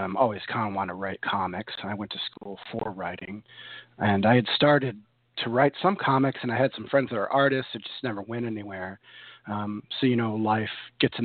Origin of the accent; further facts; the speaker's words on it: New York, United States; moved away as an adult; also born or lived in Chicago area; now in Chicago, United States; I'm from New York, but I moved here in 2000, Chicago area